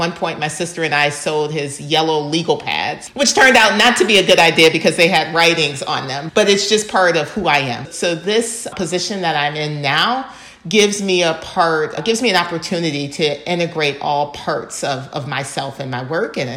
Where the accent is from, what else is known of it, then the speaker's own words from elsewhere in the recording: Ann Arbor, Michigan, United States; I am originally from Michigan, Ann Arbor, Michigan, and I'd always been interested in the world much broader than where I lived or where I grew up. And part of it is being raised in such a, a diverse community. Ann Arbor is a college town